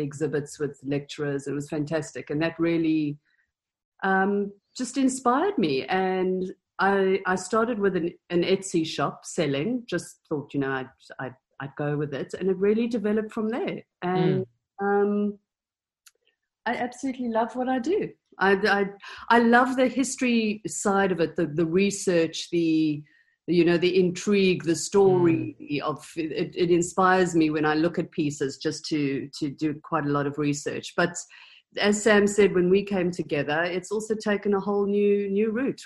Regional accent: South Africa; I grew up in South Africa

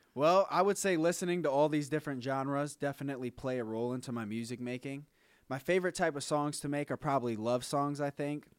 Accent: Akron, Ohio, United States; we're from Akron, Ohio

